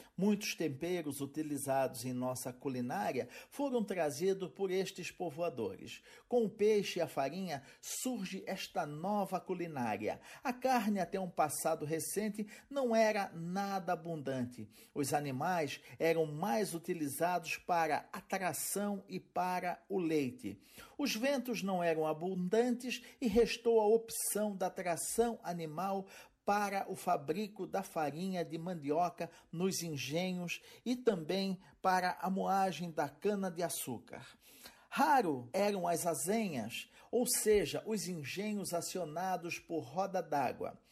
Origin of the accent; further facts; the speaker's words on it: Florianópolis, Santa Catarina, Brazil; Vou ficar na minha terrinha